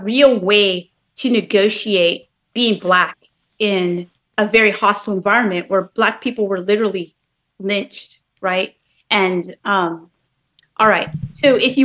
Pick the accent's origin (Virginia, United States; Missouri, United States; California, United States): California, United States; Bay Area; moved away as an adult; also born or lived in New York; now in North Carolina, United States; I grew up in the Bay Area, so, you know, all in California